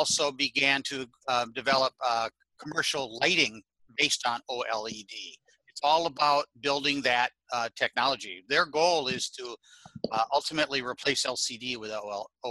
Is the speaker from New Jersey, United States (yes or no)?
yes; New Jersey, United States